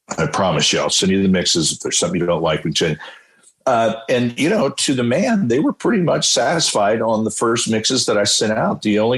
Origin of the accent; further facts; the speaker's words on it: County Donegal, Ireland; You know, I'm from Donegal, which is the West Virginia of Ireland, and we're all over the pipes.